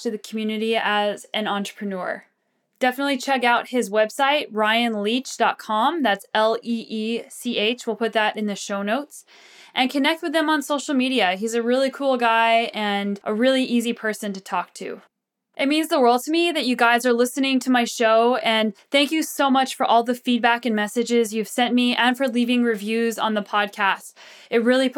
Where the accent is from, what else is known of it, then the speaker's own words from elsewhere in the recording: Southwest, United States; I'm from the Southwest